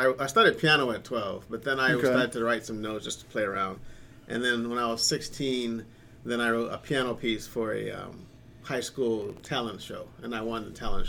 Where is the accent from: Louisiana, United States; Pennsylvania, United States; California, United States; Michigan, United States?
Michigan, United States; moved away as an adult; also born or lived in Baltimore County, Maryland / Harford County, Maryland; now in Edgewood, United States; No, I'm from Michigan.